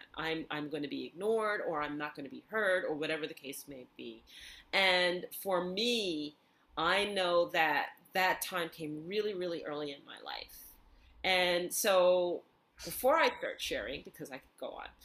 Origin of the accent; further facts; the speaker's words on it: New York City, New York, United States; I grew up in New York City, and so there I am in Bayside